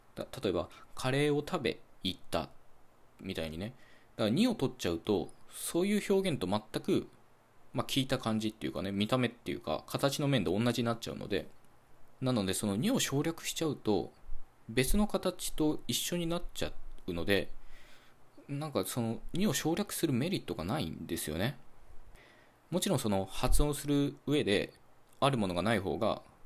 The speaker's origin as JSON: {"language": "Japanese", "country": "Japan"}